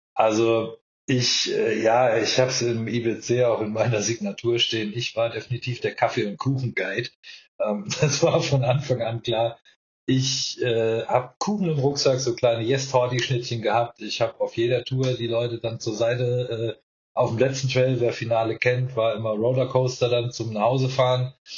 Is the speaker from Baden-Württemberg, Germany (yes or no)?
yes; Mannheim, Baden-Württemberg, Germany; also born or lived in Palatinate, Rhineland-Palatinate; Ich bin in Mannheim geboren, äh, ist Kurpfalz